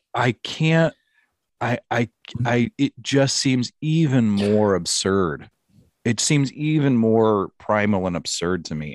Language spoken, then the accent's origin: English; United States